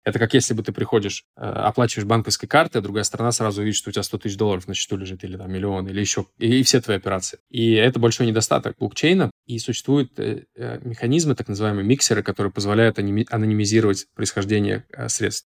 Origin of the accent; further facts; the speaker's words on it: Saint Petersburg, Russia; я из Санкт-Петербурга